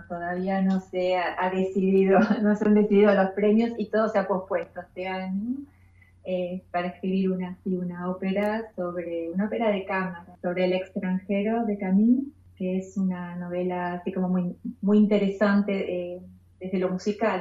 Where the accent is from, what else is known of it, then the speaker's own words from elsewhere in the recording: Temperley, Buenos Aires Province, Argentina; yo soy de zona sur de Temperley y empecé a estudiar música de chica en el Conservatorio Julián Aguirre